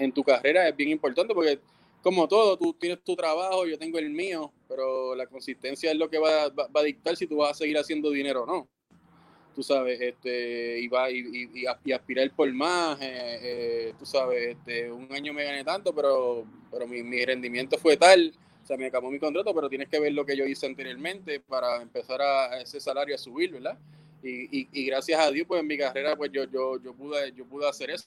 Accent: Ponce, Puerto Rico; soy de Ponce y tú sabes cómo somos los ponceños

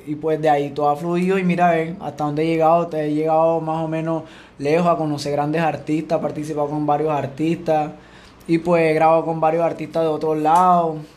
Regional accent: Sabanalarga, Atlántico, Colombia; also born or lived in Venezuela / Cartagena, Colombia; Ya de Cartagena ahí comenzamos a crecer, a crecer. Cuando ya teníamos como, como 7, 8 años, nos vinimos aquí a Sabana

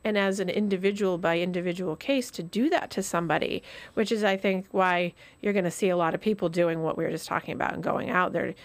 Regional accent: Vermont, United States; moved away; I grew up in Vermont

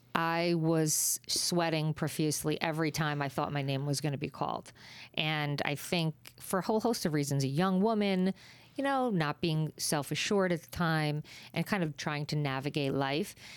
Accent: New Jersey, United States; I'm a girl from Jersey

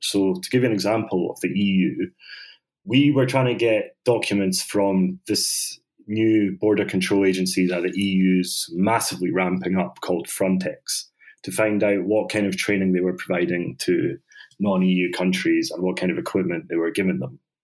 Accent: Scotland, United Kingdom; also born or lived in Bosnia; I was brought up in Scotland

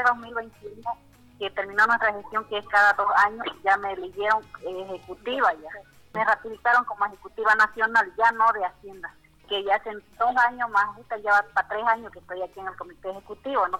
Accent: Beni, Bolivia; now in La Paz, Bolivia; yo soy del Beni

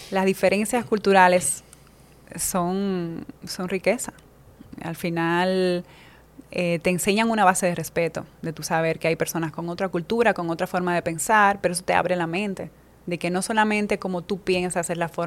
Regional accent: La Romana, Dominican Republic; moved away as an adult; also born or lived in Spain; now in Madrid, Spain; Yo creo que no sé si entre ocho meses, un año, ya eh, vine a vivir aquí al país y, me crié en la, Romana, mm, soy del, del este.

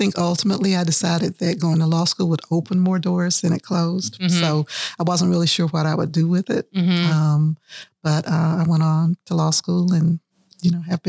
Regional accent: Thomasville, Georgia, United States; now in Peachtree City, United States; No, I'm from South Georgia, from Thomasville.

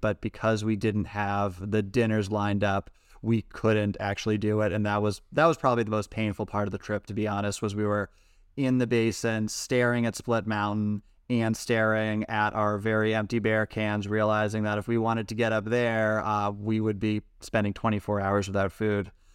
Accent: Massachusetts, United States; now in San Francisco Bay Area, United States; growing up in Massachusetts

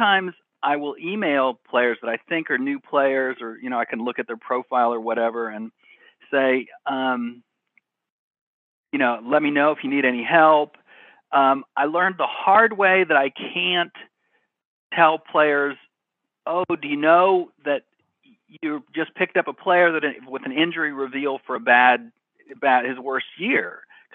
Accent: Cincinnati, Ohio, United States; I grew up in Cincinnati and used to go to the Riverfront Stadium

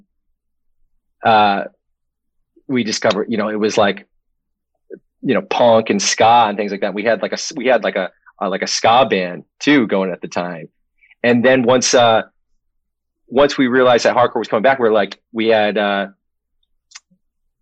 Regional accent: Maine, United States; also born or lived in Connecticut; I was born, and then we went directly to Maine, where there was a Navy base.

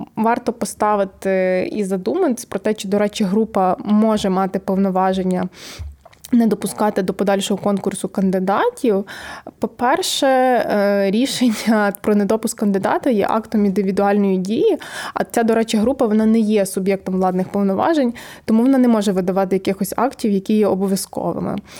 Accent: Chortkiv, Ternopil Oblast, Ukraine; я з Тернопільської області, всі кажуть, а звідки ти? Я кажу, з Чорткова

